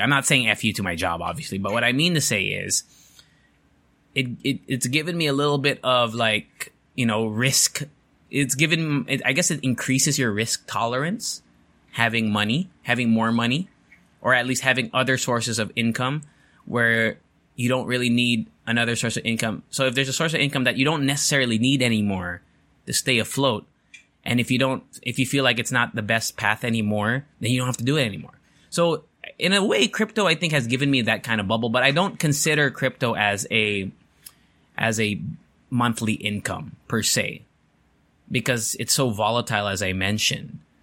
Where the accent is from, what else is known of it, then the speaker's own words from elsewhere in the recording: United States; moved away; I grew up in America